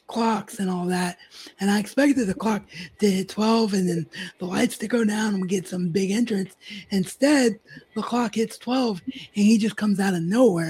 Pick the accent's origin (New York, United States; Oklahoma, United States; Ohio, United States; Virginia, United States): Ohio, United States; Dayton; I'm from Dayton, so Ohio boys always strong, sticking together, us Buckeyes